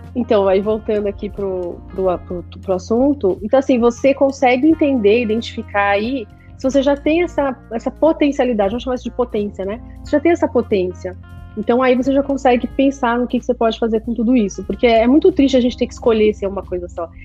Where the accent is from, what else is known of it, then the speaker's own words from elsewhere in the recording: São Paulo, Brazil; now in Miami, United States; eu cresci, nasci na Vila Madalena